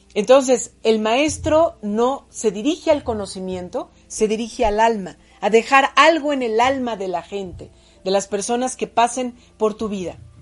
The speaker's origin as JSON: {"language": "Spanish", "region": "Puebla", "country": "Mexico", "tie": "born or raised there", "also_born_or_lived": "State of Mexico", "said": "La maestra Chuchita fue mi maestra cuando llegué a la ciudad de Puebla, yo nací en el Estado de México, cuando llegamos a la ciudad de Puebla, yo tenía seis años"}